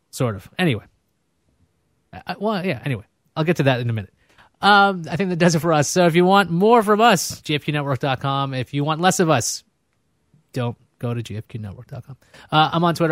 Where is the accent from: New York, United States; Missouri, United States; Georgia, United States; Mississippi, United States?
New York, United States; New York City; also born or lived in Brooklyn; I grew up in Queens. I'm from, I was born in Brooklyn